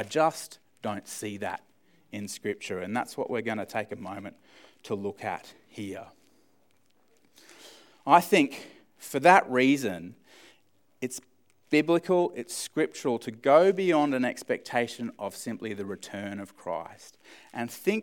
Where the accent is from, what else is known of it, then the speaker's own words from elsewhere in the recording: Australia; as Australian males.